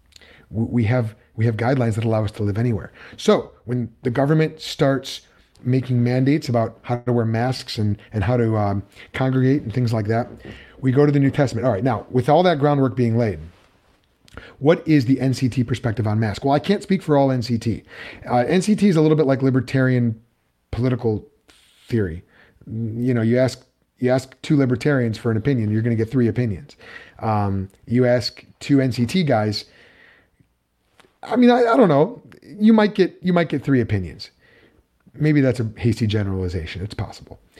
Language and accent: English; United States; I'm speaking as an American living in the United States